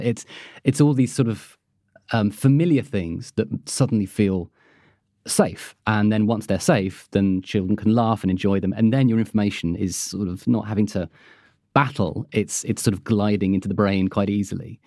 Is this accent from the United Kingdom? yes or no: yes; United Kingdom; being British